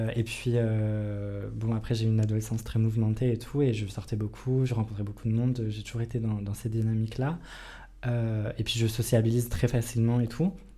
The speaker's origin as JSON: {"language": "French", "region": "Bourgogne-Franche-Comté", "country": "France", "moved": "yes", "said": "je viens de Franche-Comté"}